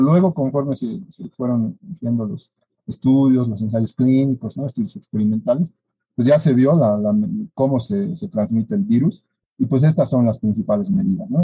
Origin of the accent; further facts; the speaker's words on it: Bolivia; Como bolivianos y como egresados de nuestra Universidad Mayor de San Andrés